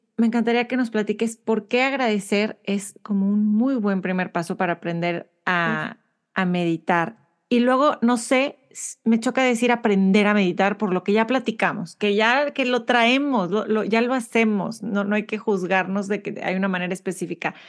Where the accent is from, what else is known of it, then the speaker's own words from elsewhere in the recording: Monterrey, Nuevo León, Mexico; nací y, crecí en Monterrey, México